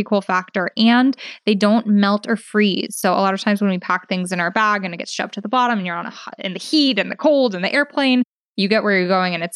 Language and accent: English; Bay Area, California, United States; grew up in the Bay Area, like a really progressive area